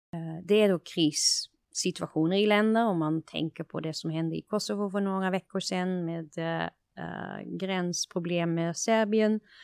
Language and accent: Swedish; Netherlands; Swedish is a second language; moved away as an adult; now in Sweden; jag är, kommer från Nederländerna